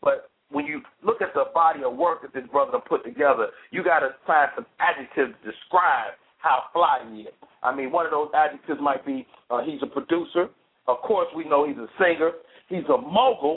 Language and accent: English; Chicago, Illinois, United States; now in Atlanta, United States; I'm from Chicago, but the Bay Area is where I grew up on stage